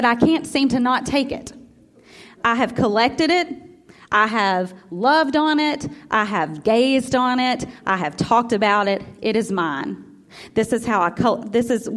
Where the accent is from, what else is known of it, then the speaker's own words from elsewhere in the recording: Memphis, Tennessee, United States; also born or lived in Iuka, Mississippi; My whole family was from Iuka, Mississippi. I was born in Memphis